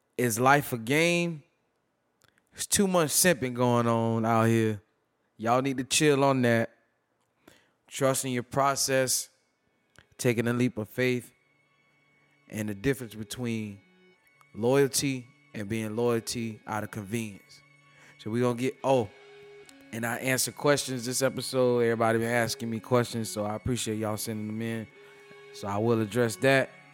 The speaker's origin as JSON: {"language": "English", "town": "Tampa", "region": "Florida", "country": "United States", "tie": "born or raised there", "said": "I'm from born and raised in Tampa, the great state of Florida"}